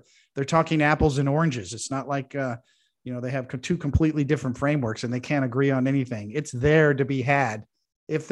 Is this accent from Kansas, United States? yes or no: yes; Kansas, United States; when I grew up in Kansas